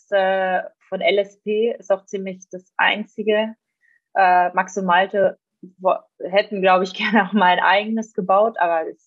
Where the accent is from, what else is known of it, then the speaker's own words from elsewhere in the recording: Switzerland; meine Eltern zum Beispiel, die gehen immer ähm, in der Schweiz eben, wo ich herkomme, auf einen Biobauernhof